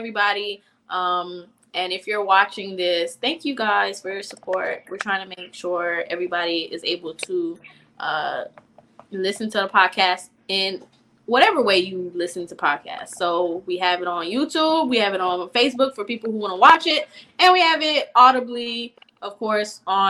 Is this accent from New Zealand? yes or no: no; North Miami Beach, Florida, United States; I am from Miami, okay. From North Miami Beach